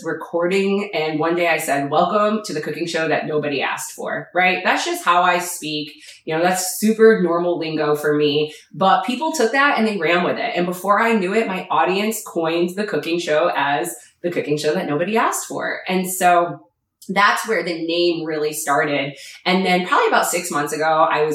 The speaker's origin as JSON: {"language": "English", "region": "New York", "country": "United States", "moved": "as an adult", "lives_now": "Florida, United States", "said": "I am a New Yorker, and I will forever be a New Yorker at heart"}